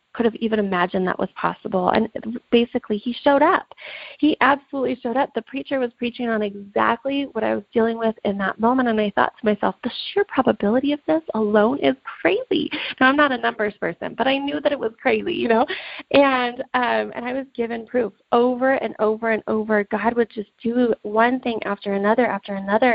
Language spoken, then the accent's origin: English; Reno, Nevada, United States; I'm from Reno, Nevada.